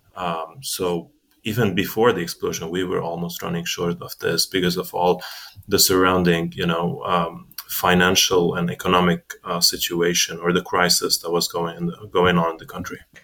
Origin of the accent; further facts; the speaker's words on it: South Lebanon, Lebanon; now in United States; I was born and raised actually in Lebanon.